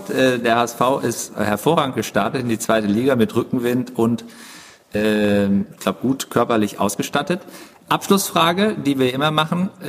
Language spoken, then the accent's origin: German; Cologne, North Rhine-Westphalia, Germany; habe ich ja erlebt hier als Kölner